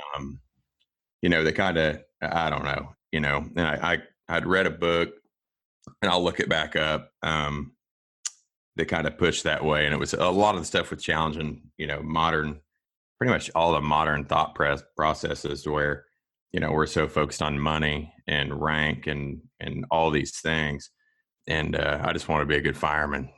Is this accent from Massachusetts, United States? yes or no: no; Kansas, United States; also born or lived in Florida; born and raised on a farm here in Kansas